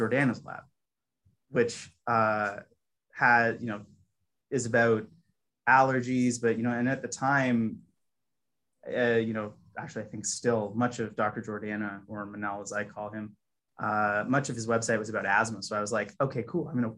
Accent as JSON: {"language": "English", "town": "Toronto", "region": "Ontario", "country": "Canada", "also_born_or_lived": "Hamilton, Canada", "moved": "as an adult", "said": "I'm actually originally from Toronto."}